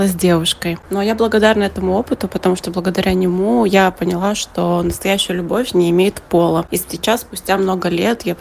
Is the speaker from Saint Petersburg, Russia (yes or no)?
no; Naberezhnye Chelny, Tatarstan, Russia; я родом из Набережных Челнов, и в свое время у нас там был такой чат э, городской